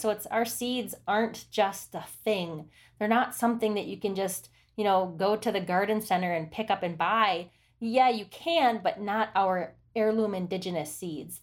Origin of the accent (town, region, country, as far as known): Oneida Reservation, Wisconsin, United States; born or raised there